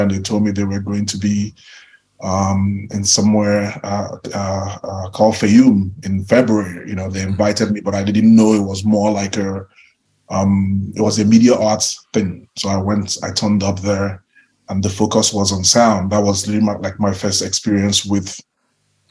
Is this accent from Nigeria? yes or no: yes; Enugu, Enugu State, Nigeria; moved away as an adult; also born or lived in Lagos; I grew up in Enugu.